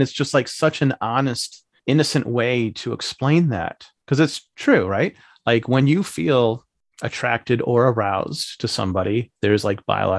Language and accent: English; Missouri, United States; I'm from Missouri, okay.